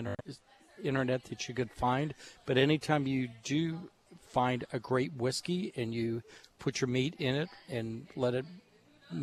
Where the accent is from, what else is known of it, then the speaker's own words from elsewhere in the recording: Pittsburgh, Pennsylvania, United States; moved away; I'm originally from Pittsburgh.